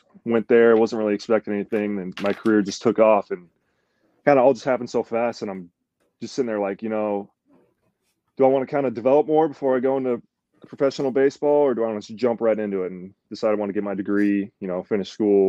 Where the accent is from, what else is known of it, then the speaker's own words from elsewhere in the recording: Texas, United States; born there; I was born in Texas. I mean, I only lived there for a few years